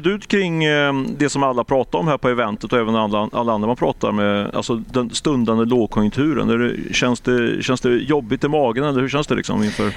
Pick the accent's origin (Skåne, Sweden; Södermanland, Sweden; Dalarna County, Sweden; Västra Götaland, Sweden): Västra Götaland, Sweden; Ljungskile; moved away; Jag är ju från från Ljungskile, men det är sju mil norr om Göteborg, så det är mina trakter.